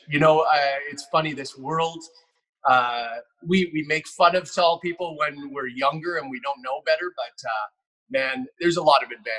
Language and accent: English; Richmond, British Columbia, Canada; I'm a Richmond boy out here on the West Coast in Canada.